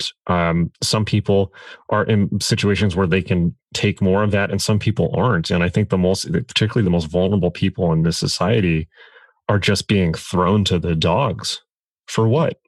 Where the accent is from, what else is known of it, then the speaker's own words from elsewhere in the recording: San Diego, California, United States; I grew up in San Diego, and I was born there